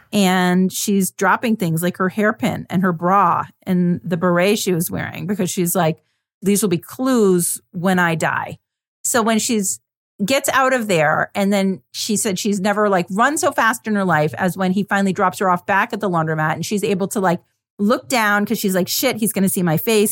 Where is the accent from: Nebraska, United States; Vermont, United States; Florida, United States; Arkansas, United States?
Vermont, United States; growing up in Vermont